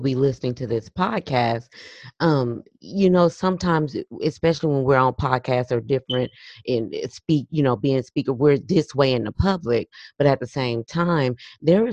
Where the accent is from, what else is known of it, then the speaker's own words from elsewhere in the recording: Los Angeles, California, United States; moved away; we're from Los Angeles, California, originally